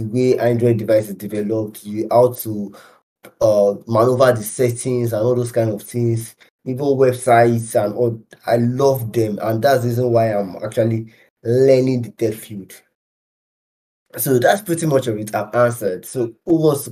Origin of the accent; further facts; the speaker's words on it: Nigeria; as a Nigerian